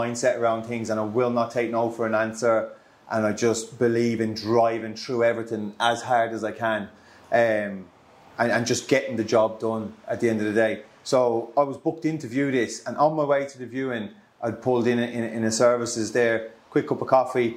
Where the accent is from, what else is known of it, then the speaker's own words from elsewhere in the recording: west of Ireland, Ireland; now in Solihull, United Kingdom; I'm originally from Ireland, from the west of Ireland. I'm based here in Birmingham, live out of Solihull.